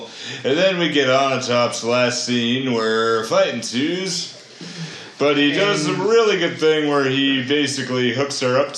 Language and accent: English; United States; as an American